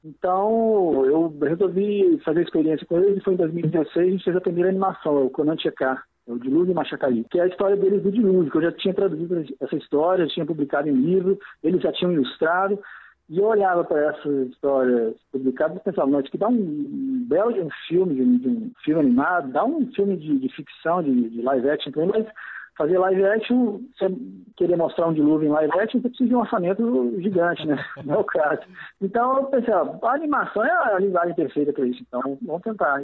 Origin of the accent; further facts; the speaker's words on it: Belo Horizonte, Minas Gerais, Brazil; eu sou mineiro, de Belo Horizonte